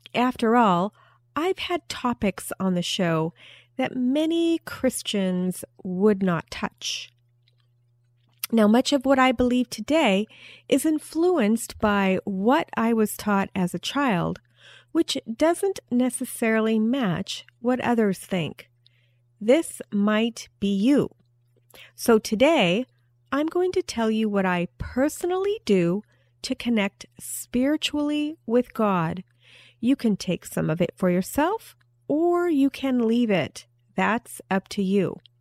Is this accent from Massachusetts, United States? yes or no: no; Alaska, United States; moved away; I was raised partially in Alaska where there wasn't much sunlight